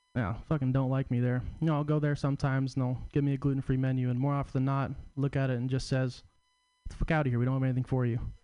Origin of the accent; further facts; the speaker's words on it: Portland, Oregon, United States; I'm from Portland, coming down to San Francisco